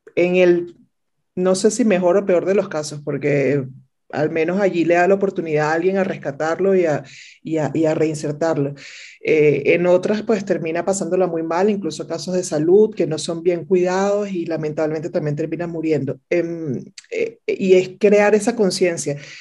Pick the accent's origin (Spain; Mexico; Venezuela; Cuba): Venezuela; moved away as an adult; mi país natal, de, Venezuela, en Caracas